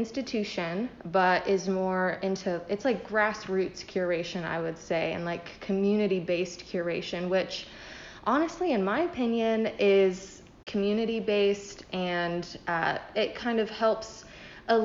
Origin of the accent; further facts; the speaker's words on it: Jacksonville, Florida, United States; moved away as an adult; now in Southwest Virginia, United States; I'm originally from Jacksonville, Florida